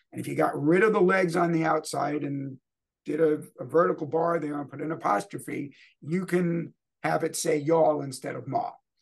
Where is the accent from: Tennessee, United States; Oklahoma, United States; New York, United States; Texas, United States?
New York, United States; moved away as an adult; also born or lived in New Jersey; now in Louisville, United States; growing up in New York and New Jersey